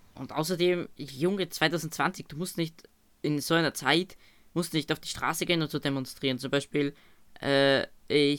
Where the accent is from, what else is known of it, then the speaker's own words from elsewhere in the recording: Austria; bei uns in Österreich